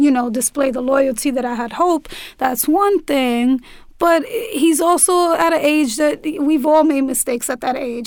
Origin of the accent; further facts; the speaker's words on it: New York City, New York, United States; also born or lived in Brooklyn; I'm born and raised in New York City, but I moved to Brooklyn like three months ago now.